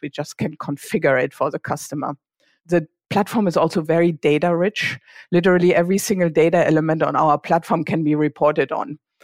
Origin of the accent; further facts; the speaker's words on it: Germany; accent: German; English is a second language; moved away as an adult; also born or lived in Switzerland; now in Bay Area, United States; I grew up in a very small town in Germany. I guess you can tell from my accent